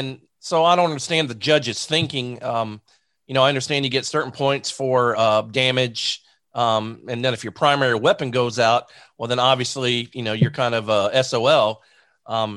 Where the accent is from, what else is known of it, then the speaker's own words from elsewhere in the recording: Zephyrhills, Florida, United States; I'm a Bulldog from Zephyr Hills High School. I graduated